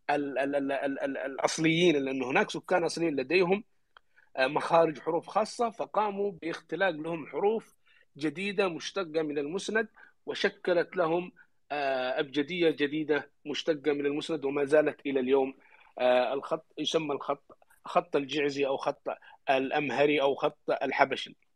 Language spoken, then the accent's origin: Arabic; Yemen; عندنا في اليمن